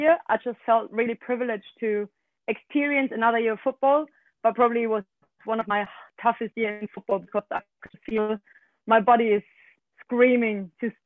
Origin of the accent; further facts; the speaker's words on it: Germany; basically I'm from Germany. So I started playing here in Germany. I played with the boys until I was 16